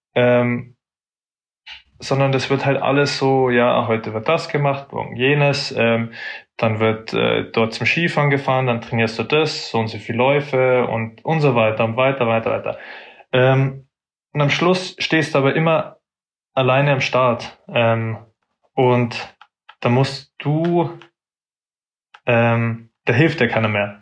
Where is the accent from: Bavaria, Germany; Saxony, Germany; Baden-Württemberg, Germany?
Bavaria, Germany; Munich; ich bin aus München, ähm, bin München City aufgewachsen, also in Schwabing